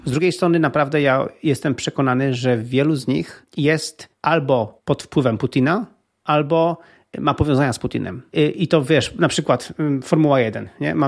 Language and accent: Polish; Poland; jako Polacy